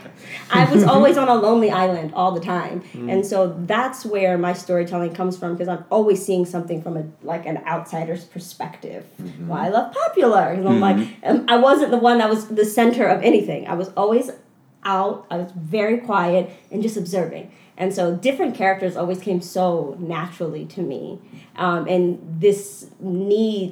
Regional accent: Philadelphia, Pennsylvania, United States; moved away as an adult; Philadelphia has shaped my entire identity

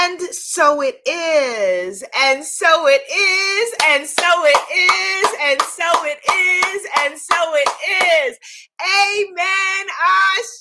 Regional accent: New York, United States; as a New Yorker

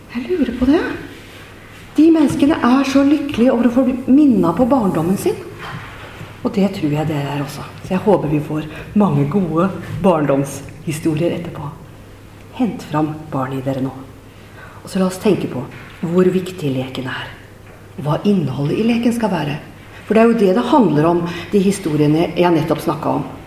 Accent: Nøtterøy, Vestfold, Norway; also born or lived in Trøsberg; menighetshuset hjemme på Teie på Nøtterøy, der jeg har vokst opp

